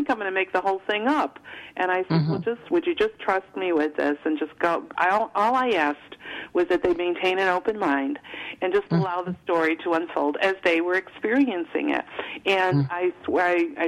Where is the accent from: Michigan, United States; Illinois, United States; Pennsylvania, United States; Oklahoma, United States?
Illinois, United States; Chicago; moved away as an adult; now in Virginia, United States; I grew up in Chicago, but that never felt like home to me